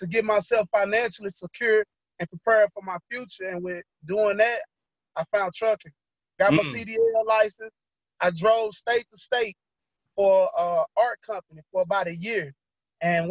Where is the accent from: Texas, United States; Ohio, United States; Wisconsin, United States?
Texas, United States; Dallas; I'm from Dallas, Texas. I'm from Oak Cliff, a little neighborhood they call Woodtown. I grew up in the streets